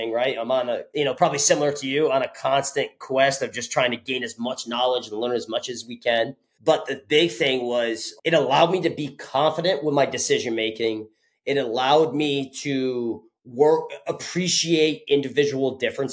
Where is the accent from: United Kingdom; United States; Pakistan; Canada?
United States; Connecticut; originally, I'm from Connecticut. So I grew up about 25 minutes south from Storrs, where UConn is